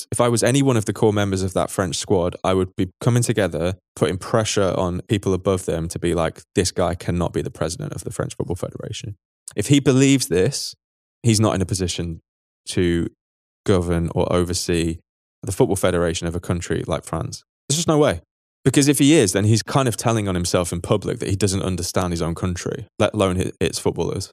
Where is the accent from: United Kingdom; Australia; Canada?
United Kingdom; now in Berlin, Germany; we're British